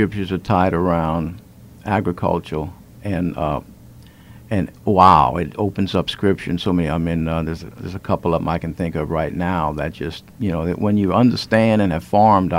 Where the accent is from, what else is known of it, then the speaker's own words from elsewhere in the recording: Houma, Louisiana, United States; also born or lived in Thibodaux, Louisiana; I was born in Thibodaux, grew up in Houma